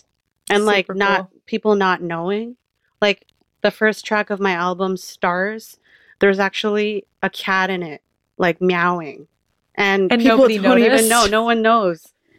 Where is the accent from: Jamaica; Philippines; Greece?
Philippines; Well, because I'm Filipino, I can do this.